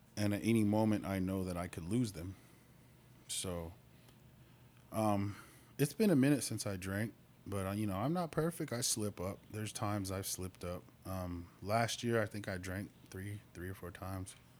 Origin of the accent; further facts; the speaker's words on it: Albuquerque, New Mexico, United States; moved away as an adult; also born or lived in Lawton, Oklahoma; now in Oklahoma, United States; I'm born and raised in Albuquerque